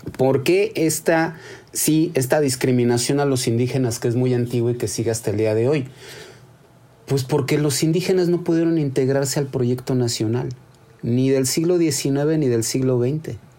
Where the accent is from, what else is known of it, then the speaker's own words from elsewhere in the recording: Mexico; Somos indígenas y somos españoles y nos hemos convertido en mexicanos